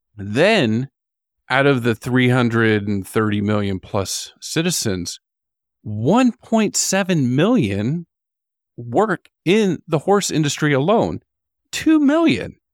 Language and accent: English; United States; moved away as an adult; also born or lived in Florida; now in New Zealand; growing up in the United States